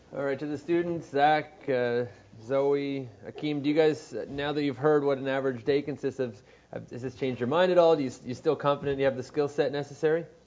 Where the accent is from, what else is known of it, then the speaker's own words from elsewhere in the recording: Montreal, Quebec, Canada; also born or lived in Vermont; I'm from Montreal